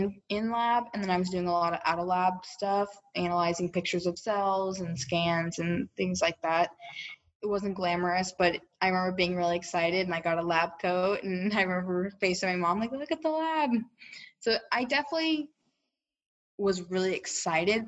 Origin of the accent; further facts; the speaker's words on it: Austin, Texas, United States; I'm from Austin, so it was easy for me to just commute back. I live about 30 minutes away at my parents' house